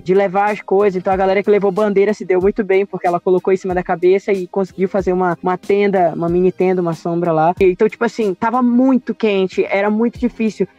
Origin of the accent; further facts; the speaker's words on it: Pará, Brazil; eu sou, sou paraense, paraense no, é norte e nordeste